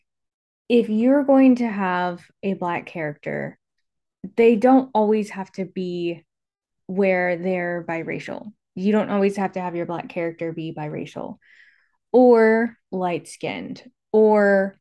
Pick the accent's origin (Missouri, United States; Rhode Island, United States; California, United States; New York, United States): California, United States; moved away as an adult; also born or lived in Atlanta, Georgia; I was born and raised in California, lived in Atlanta for quite a while. Now I'm back in California